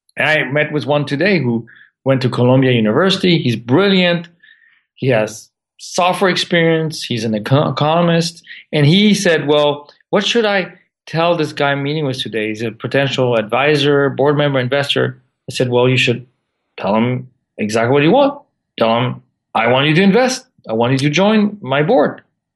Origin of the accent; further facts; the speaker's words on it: France; also born or lived in Santa Monica, United States; I was born in Santa Monica and grew up for a few years in Santa Monica, but then moved to France when I was six.